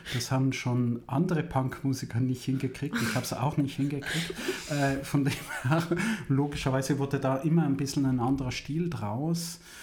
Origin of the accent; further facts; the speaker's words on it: Switzerland; moved away as an adult; also born or lived in Italy; now in Germany; 30 Kilometer von Zürich, wo ich aufgewachsen bin